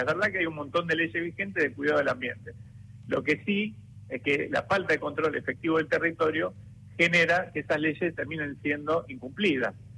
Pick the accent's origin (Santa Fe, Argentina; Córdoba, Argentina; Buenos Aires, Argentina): Santa Fe, Argentina; Rosario; soy rosarino